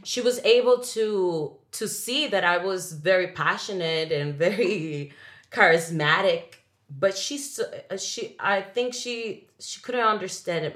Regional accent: Dominican Republic; first language Spanish; English is a second language; moved away; I grew up in the Dominican Republic

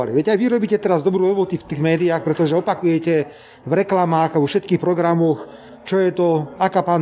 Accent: Hrušovany, Nitra Region, Slovakia; ja som e, napríklad z dediny, ktorá sa volá Hrušovaný, e, ktorá patrí do Topolčianského okresu

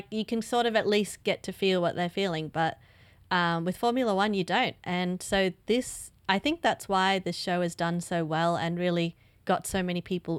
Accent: Australia; Being an Aussie and all

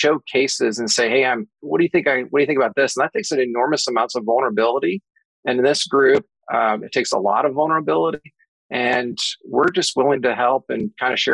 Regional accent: Des Moines, Iowa, United States; moved away as an adult; now in Kansas City, United States; I'm originally from Des Moines, Iowa

